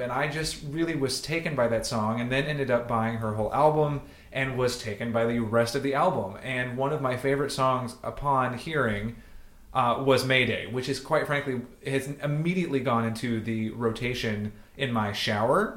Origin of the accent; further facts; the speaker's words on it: Chattanooga, Tennessee, United States; I am from Southeast Tennessee, from Chattanooga